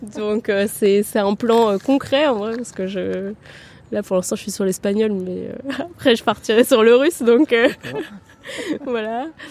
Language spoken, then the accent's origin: French; Vienna, Austria; moved away as an adult; also born or lived in Paris, France; now in Tours, France; Je suis née à Vienne, euh, ma mère est française et mon père autrichien. Et euh, j'ai grandi, euh, à Vienne, donc j'ai vécu à Vienne pendant 17 ans